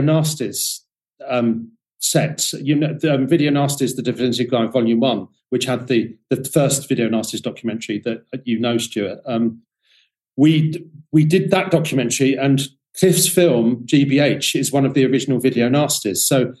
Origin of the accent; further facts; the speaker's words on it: London, United Kingdom; I'm a Londoner